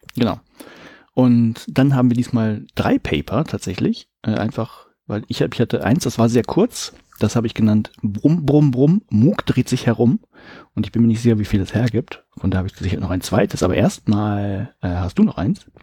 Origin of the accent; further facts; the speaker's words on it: Germany; ich bin ja ein Deutscher